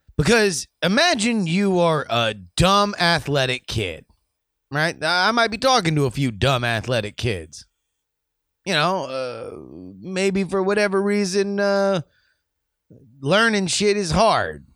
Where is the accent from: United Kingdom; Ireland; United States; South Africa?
United States; we're from America